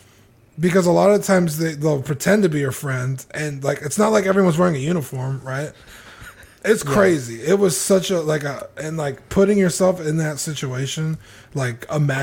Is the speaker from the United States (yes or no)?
no; Canada; As a Canadian, I want to hear what John has to say.